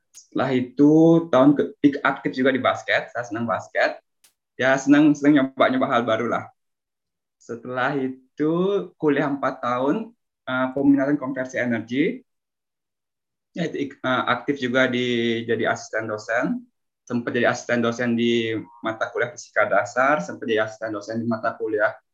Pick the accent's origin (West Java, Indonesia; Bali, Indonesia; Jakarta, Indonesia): Bali, Indonesia; moved away as an adult; also born or lived in Depok, Indonesia; now in Italy; lahir di Bali, besar di Bali